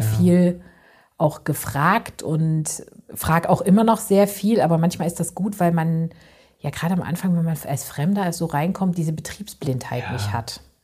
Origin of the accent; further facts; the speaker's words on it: East Germany, Germany; moved away; ich komme ja eigentlich aus Ostdeutschland